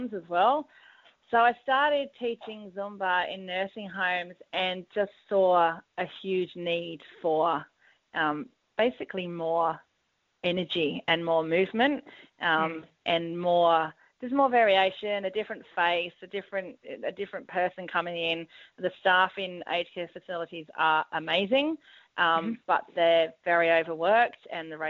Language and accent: English; England, United Kingdom; moved away as an adult; now in Sydney, Australia; I'm English, moved over here in 2000, studied music in the UK